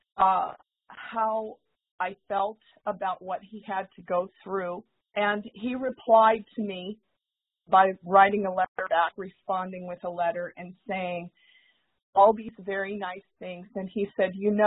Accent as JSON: {"language": "English", "town": "St. Petersburg", "region": "Florida", "country": "United States", "tie": "born or raised there", "said": "I was born and raised in St. Petersburg, Florida"}